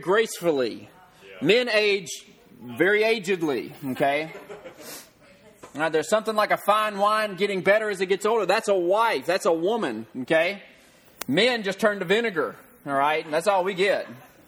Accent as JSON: {"language": "English", "region": "the South", "country": "United States", "tie": "born or raised there", "said": "I grew up in the South."}